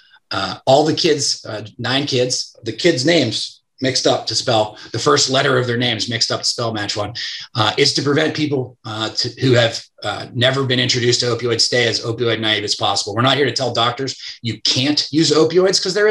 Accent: Pittsburgh, Pennsylvania, United States; I'm from Pittsburgh.

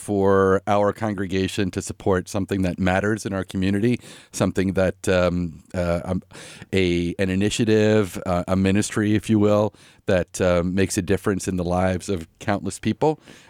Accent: Stony Brook, New York, United States; moved away as an adult; also born or lived in Indiana / Chicago / Burlington; I'm originally from Long Island, New York. I grew up there in a family that were very active Unitarian Universalists in Stony Brook, New York. Finished high school there.

